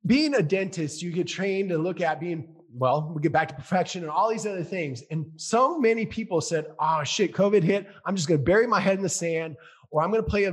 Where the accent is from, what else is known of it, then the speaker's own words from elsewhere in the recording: Minnesota, United States; I grew up in Minnesota. I grew up playing hockey